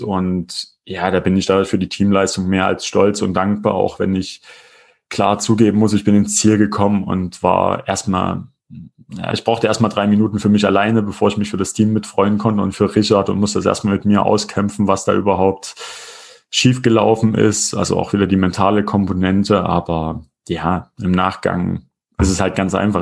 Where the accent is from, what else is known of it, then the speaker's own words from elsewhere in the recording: Erfurt, Thuringia, Germany; bei uns in Erfurt